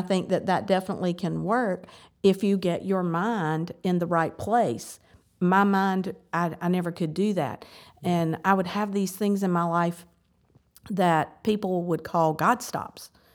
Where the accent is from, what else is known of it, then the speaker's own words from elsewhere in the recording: the South, United States; I grew up in the South.